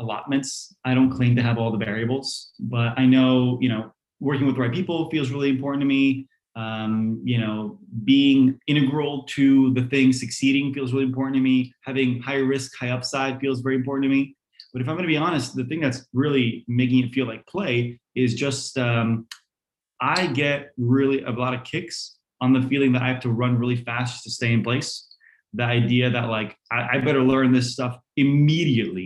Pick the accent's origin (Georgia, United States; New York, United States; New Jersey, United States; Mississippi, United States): New Jersey, United States; English is a second language; also born or lived in Poland; I came to America, to New Jersey. You know, mom was a teacher, dad was a computer scientist. We all three got there around age 6 for me. We didn't know any of the language.